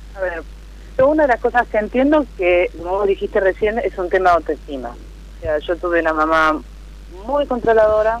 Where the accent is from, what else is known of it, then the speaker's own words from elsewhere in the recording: Lanús, Buenos Aires Province, Argentina; yo soy de Lanús, acá de zona